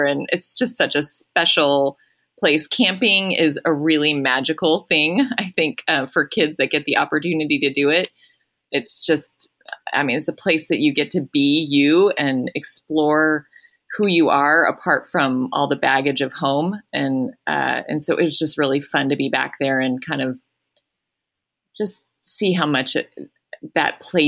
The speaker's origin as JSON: {"language": "English", "town": "Atlanta", "region": "Georgia", "country": "United States", "tie": "born or raised there", "said": "I grew up in Atlanta, Georgia, and I did not grow up in a Christian home"}